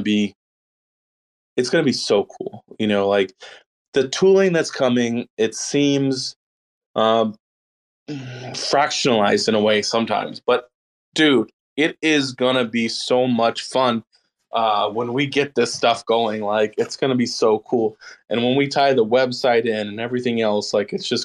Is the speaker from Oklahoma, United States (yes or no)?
no; Austin, Texas, United States; Austin, that's my hometown